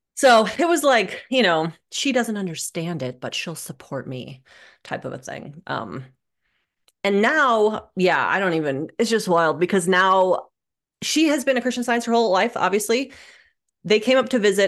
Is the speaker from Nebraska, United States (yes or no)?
yes; Omaha, Nebraska, United States; I grew up in Omaha, Nebraska